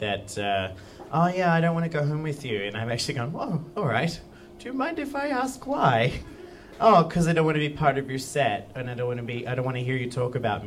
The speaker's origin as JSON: {"language": "English", "country": "Australia", "said": "I am Australian"}